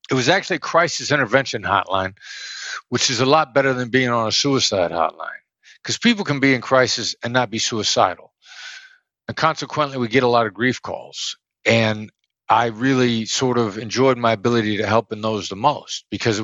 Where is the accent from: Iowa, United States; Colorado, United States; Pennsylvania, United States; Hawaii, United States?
Iowa, United States; moved away; I'd never been anywhere. I grew up in Iowa